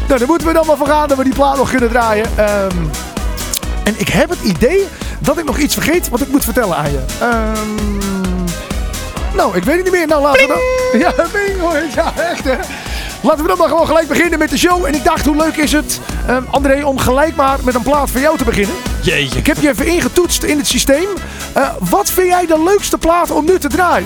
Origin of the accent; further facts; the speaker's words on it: North Holland, Netherlands; Ik kom ook uit Noord-Holland.